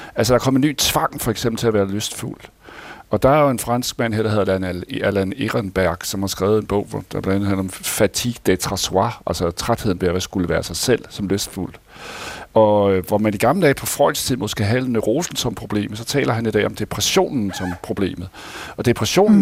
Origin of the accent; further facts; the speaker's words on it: Denmark; vi skulle tjene penge på som danskere